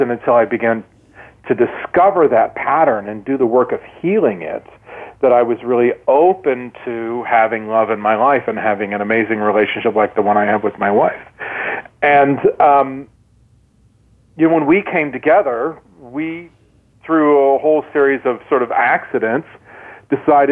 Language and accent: English; Midwest, United States; I grew up in the Midwest